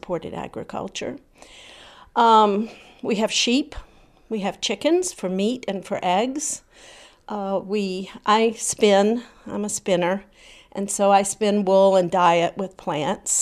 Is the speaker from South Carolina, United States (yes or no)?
yes; South Carolina, United States; moved away as an adult; also born or lived in New Jersey; growing up in South Carolina